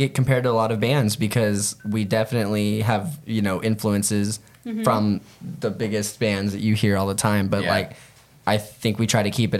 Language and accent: English; Tulsa, Oklahoma, United States; I was born in Tulsa. Yeah. Tulsa? I've lived in a few other states, but like predominantly Tulsa.